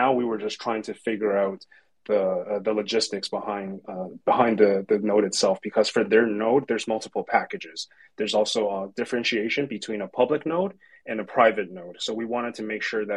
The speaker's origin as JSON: {"language": "English", "country": "Canada", "said": "I'm from Canada"}